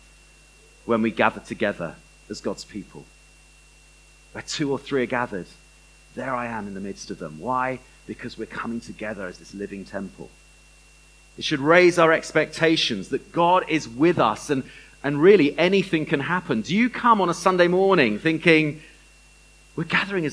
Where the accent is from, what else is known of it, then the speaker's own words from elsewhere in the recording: Bath, South West England, United Kingdom; I grew up in Bath.